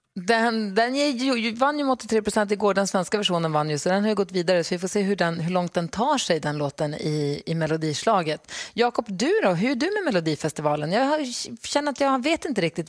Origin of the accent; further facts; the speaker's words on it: Luleå, Norrbotten County, Sweden; moved away as an adult; now in Stockholm, Sweden; jag är ju uppvuxen i Luleå